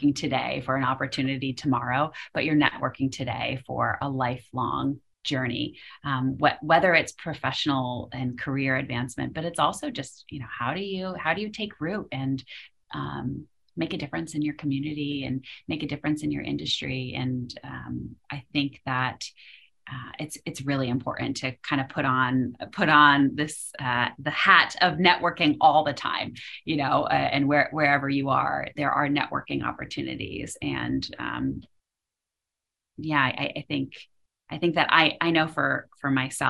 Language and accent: English; Western Massachusetts, United States; also born or lived in Philadelphia; I grew up in Western Mass